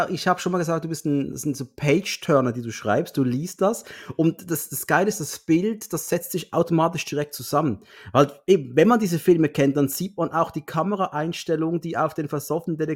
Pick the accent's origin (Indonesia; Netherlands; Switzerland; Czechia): Switzerland; zumindest für mich als Schweizer